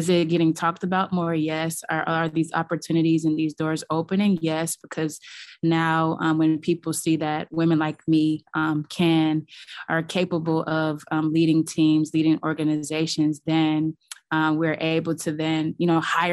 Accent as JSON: {"language": "English", "town": "Los Angeles", "region": "California", "country": "United States", "tie": "born or raised there", "said": "I grew up in Los Angeles, very close with my family"}